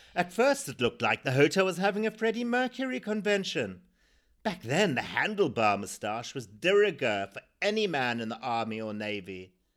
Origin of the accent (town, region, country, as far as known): Zimbabwe; born or raised there